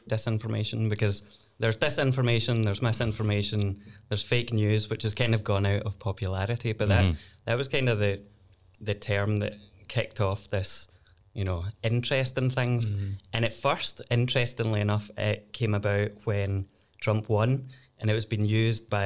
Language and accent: English; Glasgow, Scotland, United Kingdom; I'm a lawyer from Glasgow. You can tell by the accent, maybe.